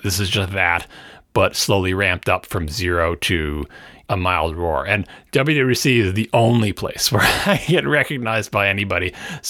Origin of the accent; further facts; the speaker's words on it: New York, United States; I am a New Yorker, after all.